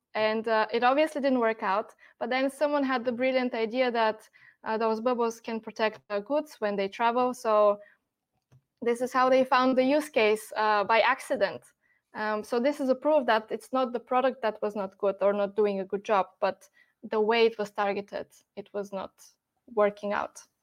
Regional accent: Bulgaria; moved away as an adult; now in Germany; I'm born and raised in Bulgaria, um, and then a couple of years ago, I moved to Germany

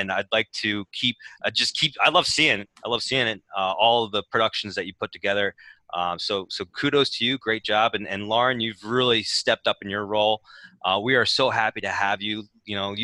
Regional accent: Northwestern, Pennsylvania, United States; I live in Schnecksville, and I grew up in Northwestern Territory

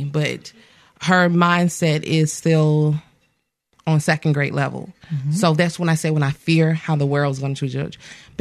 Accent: Axis, Alabama, United States; born or raised there; also born or lived in Mobile, Alabama

